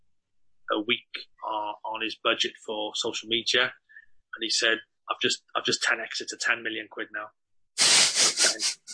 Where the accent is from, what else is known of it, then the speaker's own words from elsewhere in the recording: Cardiff, Wales, United Kingdom; We're from Cardiff